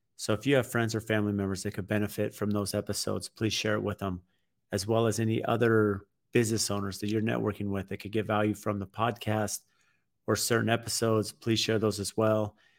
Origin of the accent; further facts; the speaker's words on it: San Diego, California, United States; now in Phoenix, United States; I grew up in San Diego and live in the Phoenix